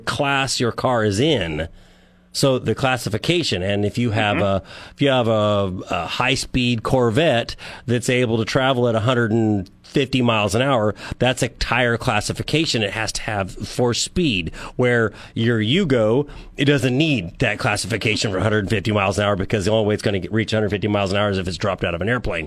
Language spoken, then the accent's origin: English; San Joaquin Valley, California, United States; now in San Luis Obispo, United States; I grew up in the San Joaquin Valley, and I live in San Luis Obispo